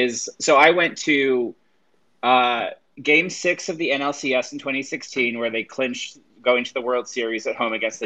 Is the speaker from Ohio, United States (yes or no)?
no; Chicago, Illinois, United States; my family is from Philadelphia, and then I grew up in Chicago